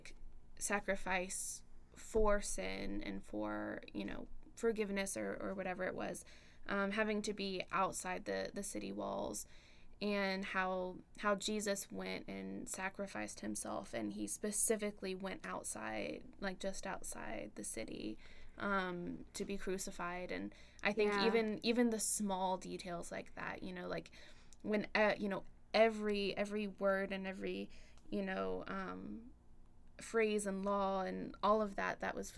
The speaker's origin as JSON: {"language": "English", "town": "Cumming", "region": "Georgia", "country": "United States", "said": "my plan is to stay around home. I'm from Cumming, so it's not too far away."}